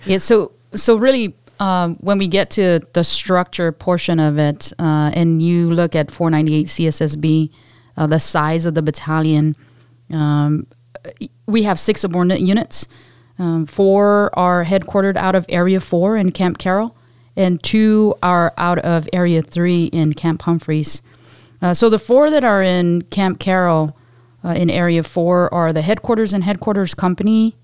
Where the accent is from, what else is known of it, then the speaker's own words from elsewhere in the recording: Guam; moved away as an adult; a little, highly energetic, uh, Pacific Islander, um, on the island of Guam